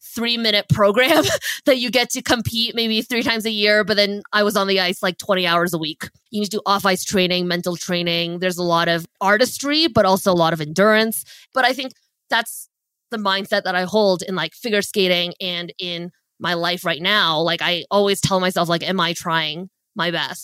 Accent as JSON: {"language": "English", "town": "Ottawa", "region": "Ontario", "country": "Canada", "tie": "born or raised there", "also_born_or_lived": "Beijing, China", "said": "I moved to Canada when I was 4 years old, grew up in Ottawa, Canada."}